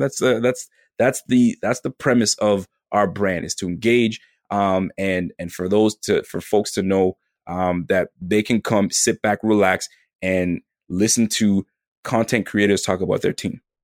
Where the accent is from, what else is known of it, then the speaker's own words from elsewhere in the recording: Canada; I'm from Canada